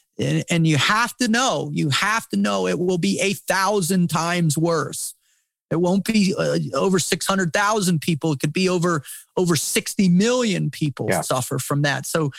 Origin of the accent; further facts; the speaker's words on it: United States; born there; To stand in awe of God's grace that I was born in the United States.